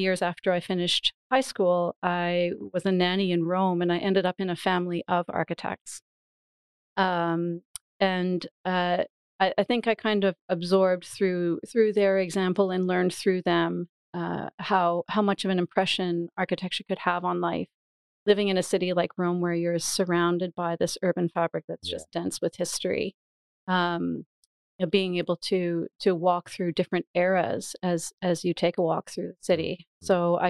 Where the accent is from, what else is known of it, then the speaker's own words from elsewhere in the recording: Canada; moved away as an adult; also born or lived in Ottawa / Gothenburg; now in Sweden; I'm Canadian, but I've been living in Sweden for just over 10 years